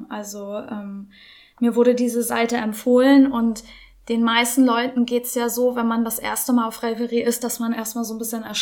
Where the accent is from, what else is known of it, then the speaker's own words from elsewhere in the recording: Norderstedt, Schleswig-Holstein, Germany; ich komme aus Norderstedt, ähm, lebe hier mit meinen zwei Hunden Luna und Benji